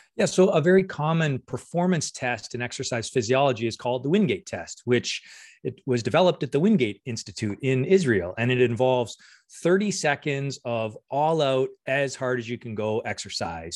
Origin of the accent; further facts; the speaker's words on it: Windsor, Ontario, Canada; moved away as an adult; also born or lived in Guelph / Copenhagen; now in Hamilton, Canada; I'm originally from Windsor